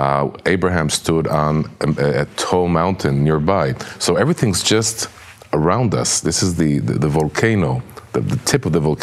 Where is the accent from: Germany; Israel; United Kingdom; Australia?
Israel; Jerusalem, Jerusalem District; moved away as an adult; now in Ofra, Samaria; I was born and raised in Jerusalem.